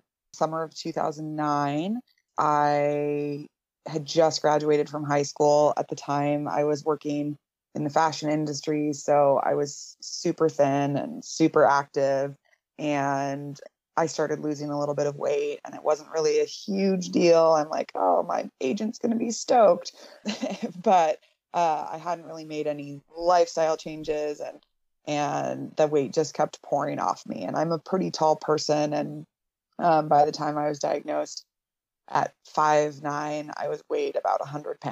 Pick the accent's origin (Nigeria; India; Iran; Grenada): India; moved away as an adult; now in United States; I grew up in India, and then moved to the States for the first time really in my life